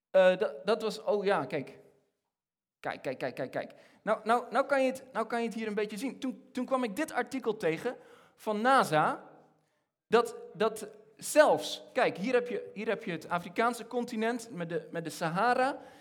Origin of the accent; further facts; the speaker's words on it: Egypt; moved away as an adult; now in Netherlands; ik ben, ik ben opgegroeid in Egypte. Eh, ik, van, mijn, van mijn zevende tot mijn achttiende heb ik in Egypte gewoond.